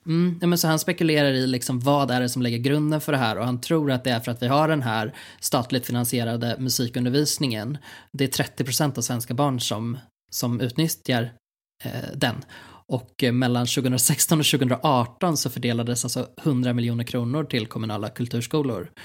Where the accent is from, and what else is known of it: Sweden